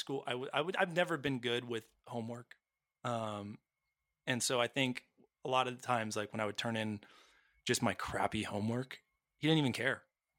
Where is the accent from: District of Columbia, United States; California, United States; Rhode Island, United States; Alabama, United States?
California, United States; Los Angeles; Born and raised in Southern California, near a great, beautiful city called Los Angeles.